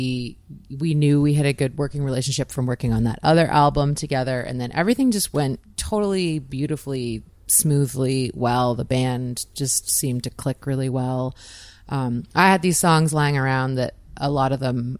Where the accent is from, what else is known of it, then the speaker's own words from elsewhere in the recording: Peterborough, Ontario, Canada; moved away as an adult; now in St. John's, Canada; My parents live in Peterborough. Yeah, I'm from Peterborough, Ontario